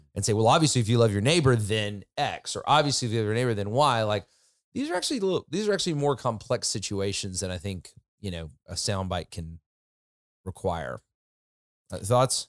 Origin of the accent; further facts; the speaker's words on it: United States; I'm an American